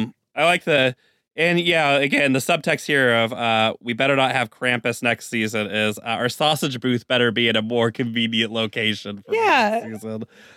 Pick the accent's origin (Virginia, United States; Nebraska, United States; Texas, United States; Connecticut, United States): Texas, United States; my Texas pride kicked in, and I was like, fuck this guy.